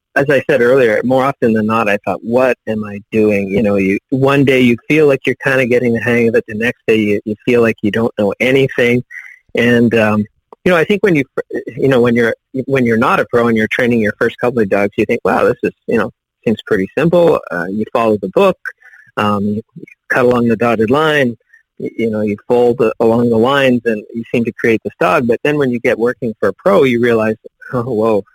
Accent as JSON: {"language": "English", "region": "Northern Ontario", "country": "Canada", "tie": "born or raised there", "moved": "as an adult", "lives_now": "United States", "said": "I actually grew up in Northern Ontario, but as far north as you could go by road."}